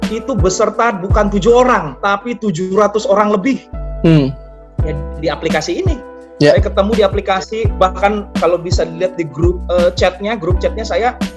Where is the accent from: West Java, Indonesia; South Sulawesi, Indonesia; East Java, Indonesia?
West Java, Indonesia; Bogor; ada yang dari Bekasi dan sisanya Jakarta, saya dari Bogor